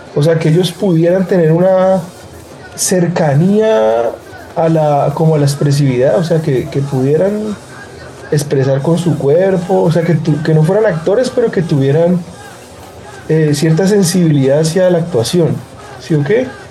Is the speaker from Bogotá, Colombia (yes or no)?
no; Cali, Valle del Cauca, Colombia; las vivencias que yo, que yo tuve, pues pasando mi adolescencia acá en Cali